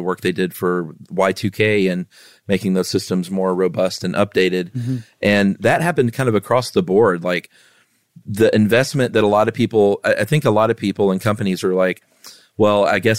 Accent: Lowell, Massachusetts, United States

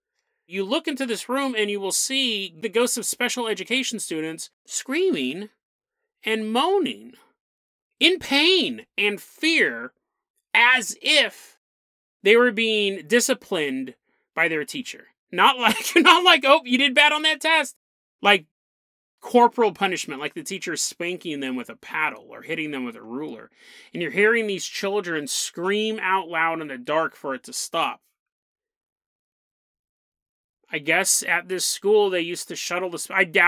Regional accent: Riverside, California, United States; Banning is a city in Riverside County, California, where I grew up in Riverside. I spent a lot of my life down there.

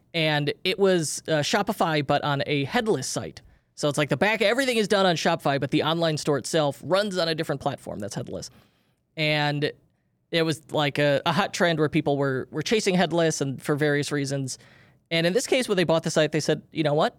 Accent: Chicago, Illinois, United States; we grew up in Chicagoland

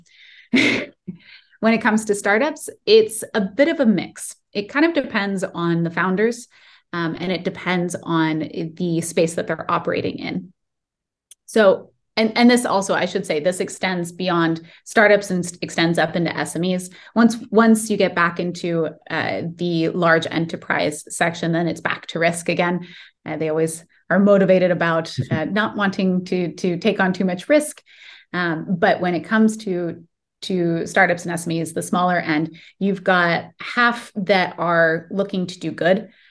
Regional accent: Silicon Valley, California, United States; I grew up in the Silicon Valley

